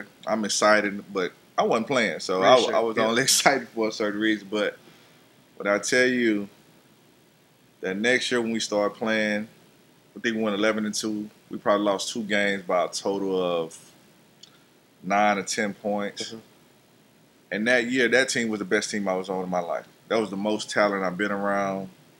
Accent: Houston, Texas, United States; I'm not a Texan. I'm a true Redskin. Grew up right here in Houston, Texas. Little small little neighborhood called Fort Ward.

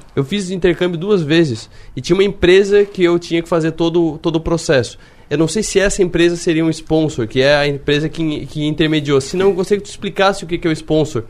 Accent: Brazil; nós que somos brasileiros, eu puxo muito daqui de Criciúma

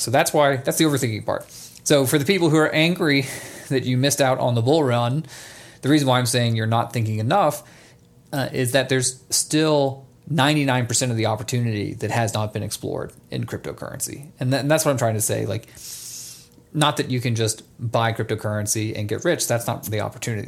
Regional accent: Atlanta, Georgia, United States; now in Nevada, United States; I grew up in Atlanta, Georgia

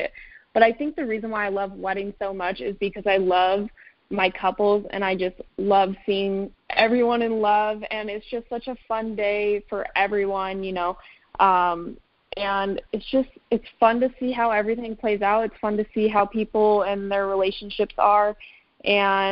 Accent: Arizona, United States; moved away as an adult; also born or lived in Colorado; I'm actually born and raised in Arizona

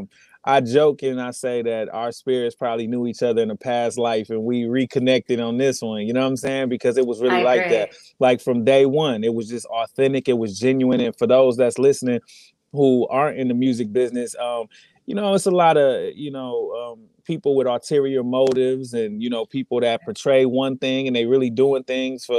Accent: Flint, Michigan, United States; I'm from Flint, Michigan, but Detroit, we right down the street.

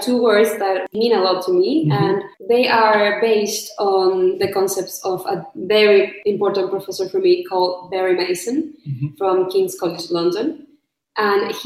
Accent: Chile; I'm from Chile

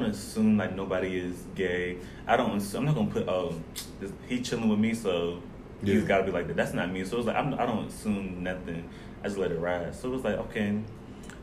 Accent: Atlanta, Georgia, United States; moved away as an adult; I'm from Atlanta, Georgia, Buckhead

